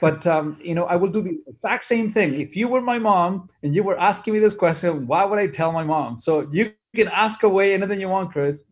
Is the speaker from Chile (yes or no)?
yes; Chile; English is a second language; now in Canada; I'm an immigrant from Chile. I came here in nineteen eighty-nine